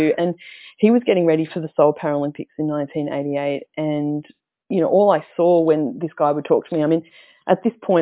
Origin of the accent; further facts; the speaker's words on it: Melbourne, Victoria, Australia; I grew up here in Victoria in Melbourne, out in the southeast suburbs